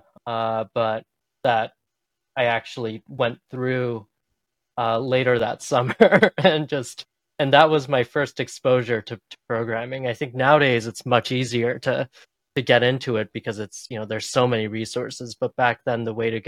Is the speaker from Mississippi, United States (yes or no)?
no; Boston, Massachusetts, United States; I grew up in the Boston area and I'm still here